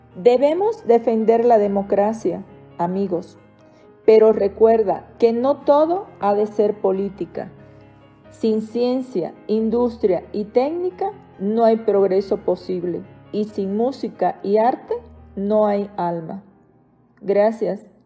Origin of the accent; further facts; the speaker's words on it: Cuba; moved away as an adult; now in Mexico; Mi país natal, Cuba. Viviendo en México ya 18 años